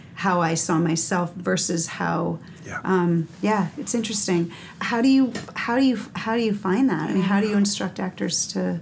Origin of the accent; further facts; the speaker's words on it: East Coast, United States; now in Los Angeles, United States; I grew up on the East Coast